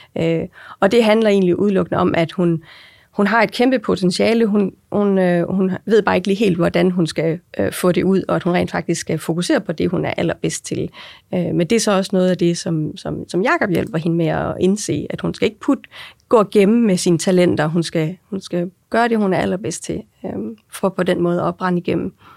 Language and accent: Danish; Aarhus, Central Denmark Region, Denmark; Jeg er jo øh, født og opvokset i og omkring Aarhus. Det får jeg også tit at vide, at man godt kan høre